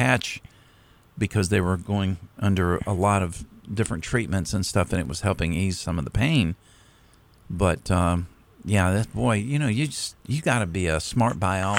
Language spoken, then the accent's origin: English; Florida, United States; My home state again.